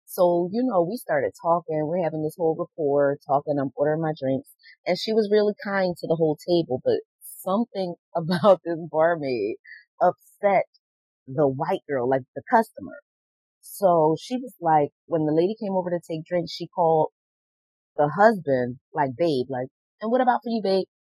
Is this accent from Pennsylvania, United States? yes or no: yes; Philadelphia, Pennsylvania, United States; moved away as an adult; now in North Carolina, United States; I'm from Philly